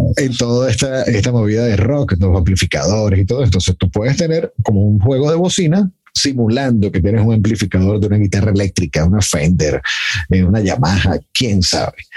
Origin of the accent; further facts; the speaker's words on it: Mexico; en mi país